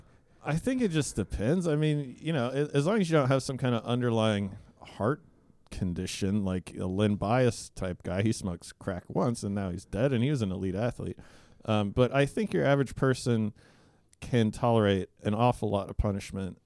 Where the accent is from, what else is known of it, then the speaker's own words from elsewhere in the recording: Alaska, United States; I grew up in Alaska